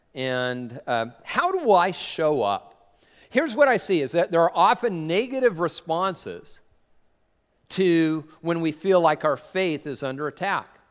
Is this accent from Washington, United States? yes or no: yes; Tacoma, Washington, United States; I'm from Tacoma